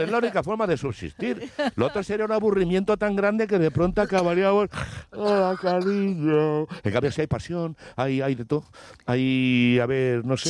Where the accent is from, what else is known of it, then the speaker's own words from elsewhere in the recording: Ávila, Castile and León, Spain; moved away; also born or lived in Málaga / Madrid / Córdoba; yo, que soy de Ávila